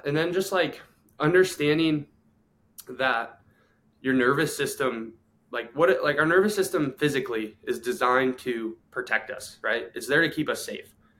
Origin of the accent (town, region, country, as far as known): Ohio, United States; born or raised there; moved away as an adult; also born or lived in Clearwater, Florida